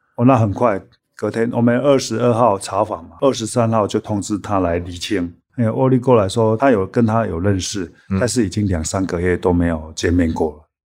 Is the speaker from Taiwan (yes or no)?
yes; Taiwan; 我们台湾人